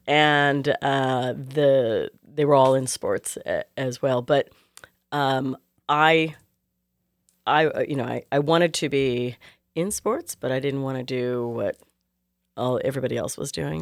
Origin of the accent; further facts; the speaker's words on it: Clovis, California, United States; moved away; also born or lived in New York City / Houston; Fresno, actually Clovis, California